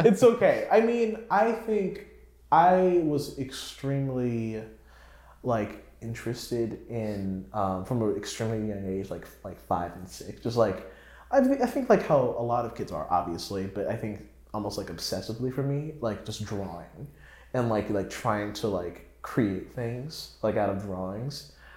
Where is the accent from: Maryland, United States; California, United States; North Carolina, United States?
North Carolina, United States; Raleigh; now in New York, United States; I was from Raleigh. I lived in Raleigh